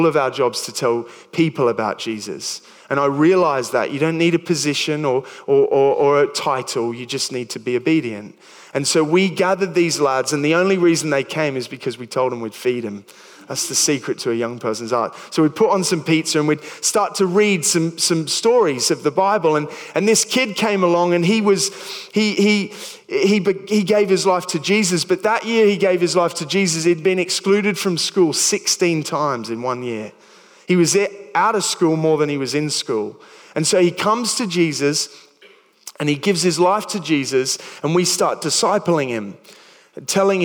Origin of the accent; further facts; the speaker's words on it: Sydney, New South Wales, Australia; moved away as an adult; also born or lived in New Milton, England; now in England; I'd been part of a youth group growing up in Sydney